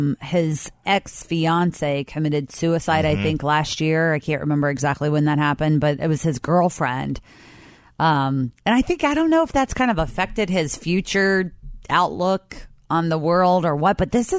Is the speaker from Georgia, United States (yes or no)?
no; Kentucky, United States; growing up in Kentucky